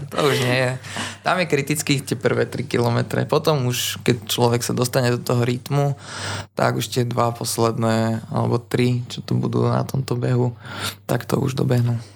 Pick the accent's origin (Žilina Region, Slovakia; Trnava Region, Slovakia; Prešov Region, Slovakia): Trnava Region, Slovakia; Jaslovské Bohunice; now in Trnava, Slovakia; Nepochádzam priamo z Trnavy, som z Jaslovských Bohoníc ale bývam momentálne v Trnave